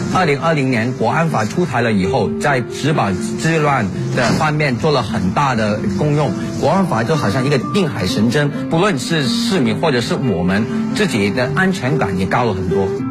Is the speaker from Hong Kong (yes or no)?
yes; Hong Kong; 我在一九年的时候，我就投考了，呃，香港辅助警察队，然后我也是以第一名的成绩进来尖沙咀